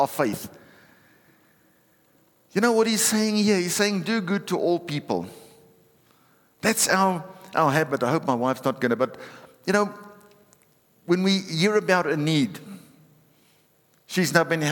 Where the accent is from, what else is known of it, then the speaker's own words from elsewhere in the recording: South Africa; I'm a South African